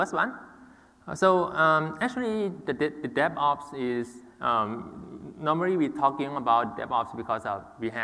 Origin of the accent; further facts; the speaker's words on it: Thailand; I'm from Thailand